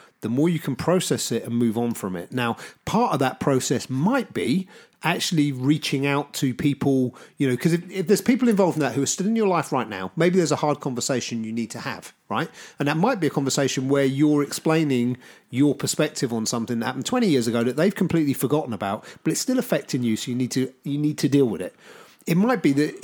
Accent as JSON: {"language": "English", "town": "Southampton", "region": "South East England", "country": "United Kingdom", "tie": "born or raised there", "said": "I grew up in Southampton, and there's a lot of bridges in Southampton that go over the river"}